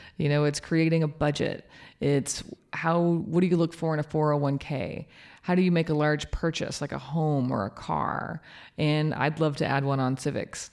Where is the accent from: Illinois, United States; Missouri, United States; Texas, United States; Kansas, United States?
Kansas, United States; now in Norman, United States; I'm from Kansas.